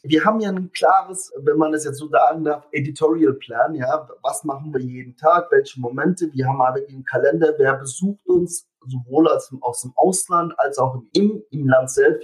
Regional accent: Germany; bei uns in Deutschland

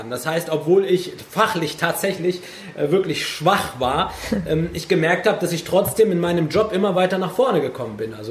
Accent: Germany; Ich bin Deutscher mit Migrationshintergrund und äh, bin in einer Gegend groß geworden, wo es halt wirklich keine Ausländer gab. Da war ich der Einzige

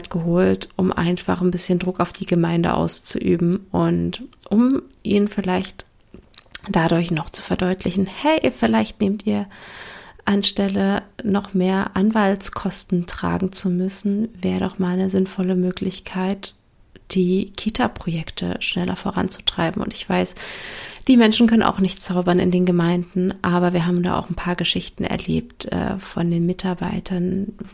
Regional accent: Berlin, Germany; now in Brandenburg, Germany; Ich sage zwar immer, ich wohne in Berlin, ich komme aus Berlin, weil, sind wir mal ehrlich, der Speckgürtel Berlins ist auch Berlin, auch wenn er Brandenburg heißt.

